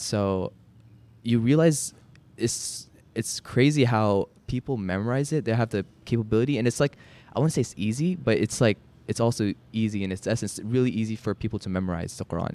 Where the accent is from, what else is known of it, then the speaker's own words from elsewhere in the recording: Dallas, Texas, United States; also born or lived in Chicago; we came to Dallas when I was getting into kindergarten. And so, I've been here for a while